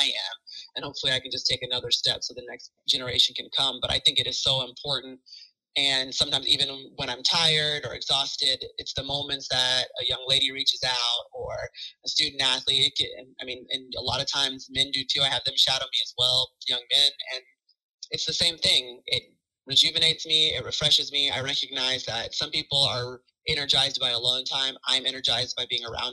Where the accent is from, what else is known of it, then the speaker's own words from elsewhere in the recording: Alpharetta, Georgia, United States; moved away as an adult; I grew up in Alpharetta, you know, an hour away from Athens